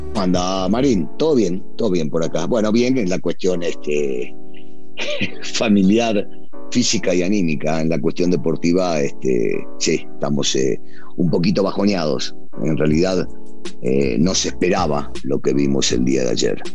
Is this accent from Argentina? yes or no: yes; Argentina; now in Mexico; como a veces decimos los argentinos